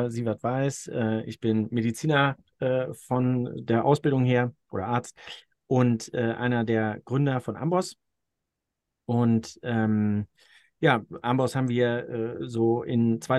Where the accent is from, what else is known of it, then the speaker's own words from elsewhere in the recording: Austria; ich kann mich als Österreicher daran äh, so weit orientieren, wie die deckungsgleich sind mit dem, was ich in Österreich vorfinde